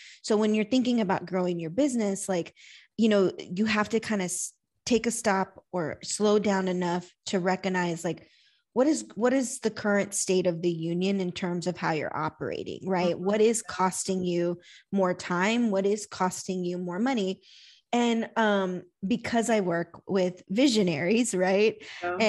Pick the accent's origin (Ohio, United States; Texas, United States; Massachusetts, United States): Texas, United States; San Antonio; I'm from San Antonio, Texas, business operations consultant